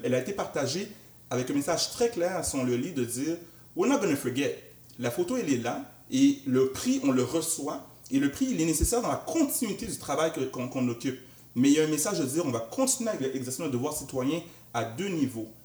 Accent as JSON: {"language": "French", "town": "Montreal", "region": "Quebec", "country": "Canada", "tie": "born or raised there", "said": "j'ai grandi à Anjou, dans l'est de Montréal"}